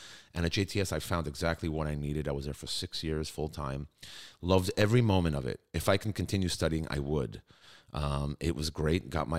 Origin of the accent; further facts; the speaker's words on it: New York City, New York, United States; moved away as an adult; also born or lived in Manhattan, New York; now in Israel; Originally born and raised in Brooklyn. So a New Yorker.